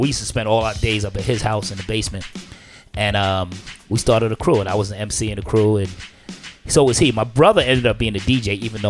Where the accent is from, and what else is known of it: New York City, New York, United States; born or raised there